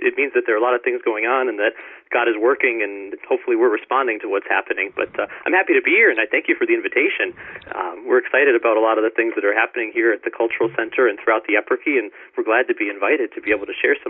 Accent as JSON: {"language": "English", "region": "Pennsylvania", "country": "United States", "lives_now": "Cleveland, United States", "said": "And I was not from Cleveland myself originally. I came from Pennsylvania, and when I moved here to Cleveland, I was hearing all about this neighborhood."}